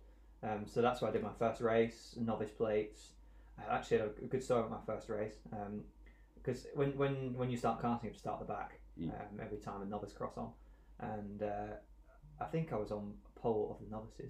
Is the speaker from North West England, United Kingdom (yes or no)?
no; South East England, United Kingdom; born there; so my mum and dad are from Stirling, which is about 20 minutes, half an hour from Knockhill. And then I was born in Surrey